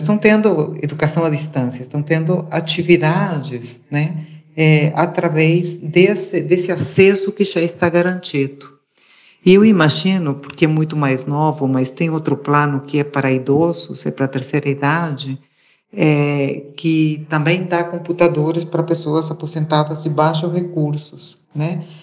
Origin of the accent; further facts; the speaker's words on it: Uruguay; moved away; eu sou uruguaia